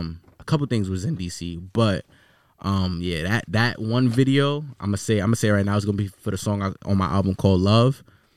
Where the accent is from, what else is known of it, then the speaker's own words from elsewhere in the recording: Queens, New York, United States; So I was partially raised in Queens and shit. So you feel me? I went to a lot of schools in Queens and then bounced around here and there.